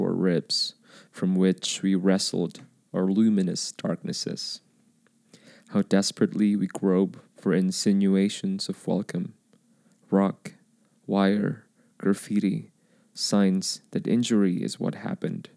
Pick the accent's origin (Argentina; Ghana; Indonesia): Indonesia; moved away; I was born in Indonesia